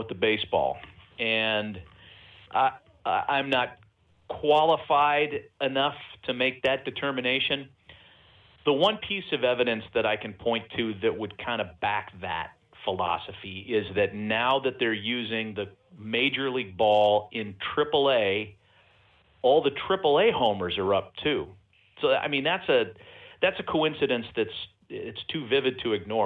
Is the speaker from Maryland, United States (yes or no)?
no; East Bay, California, United States; moved away; when I was a kid growing up in the East Bay